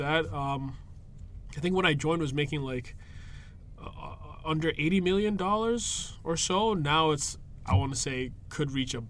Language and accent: English; Lagos, Nigeria; moved away; I'm originally from Nigeria. I was born in Lagos